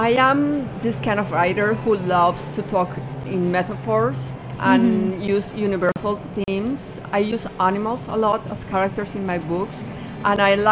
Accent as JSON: {"language": "English", "country": "Colombia", "said": "my home country in Colombia."}